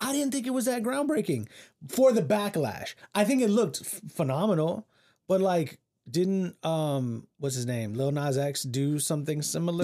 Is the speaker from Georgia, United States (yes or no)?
no; Central Texas, United States; I being raised in Central Texas